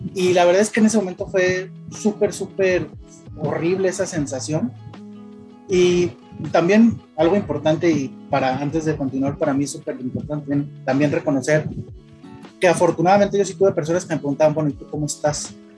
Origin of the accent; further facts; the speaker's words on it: Guadalajara, Jalisco, Mexico; nosotros somos de Guadalajara